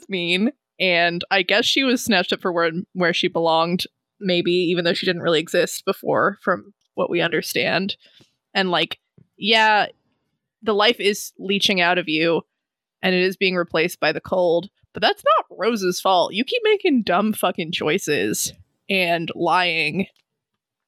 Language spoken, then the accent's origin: English; Hawaii, United States; we grew up in Hawaii